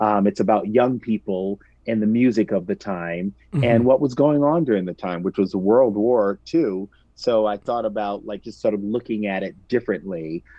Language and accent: English; New York, United States; And being a New Yorker, I had never experienced February in 70 degrees.